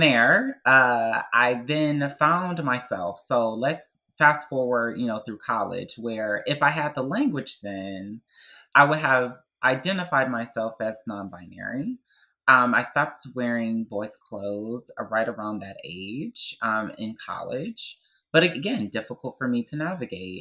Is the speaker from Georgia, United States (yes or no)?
no; Detroit, Michigan, United States; Growing up in Detroit, Michigan, as a, you know, Black, young, gay boy